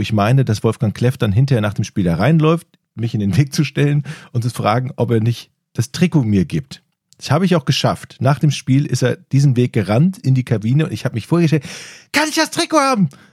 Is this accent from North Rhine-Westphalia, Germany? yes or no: yes; Ratingen, North Rhine-Westphalia, Germany; im Ratinger Stadion, also meiner Heimatstadt